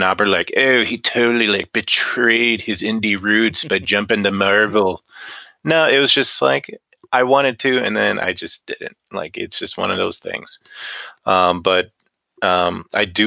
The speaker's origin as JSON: {"language": "English", "region": "Northwest Ohio", "country": "United States", "said": "I'm from Northwest Ohio."}